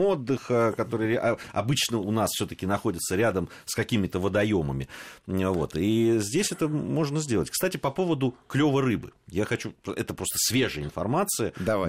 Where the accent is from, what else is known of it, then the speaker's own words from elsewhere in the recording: Moscow, Russia; мы москвичи